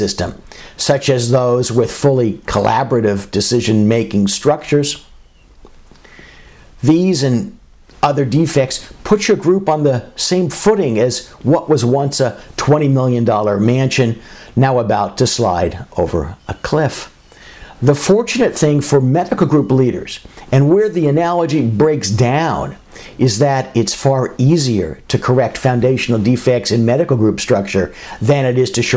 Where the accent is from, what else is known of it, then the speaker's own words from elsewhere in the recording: Southern California, United States; Growing up in Southern California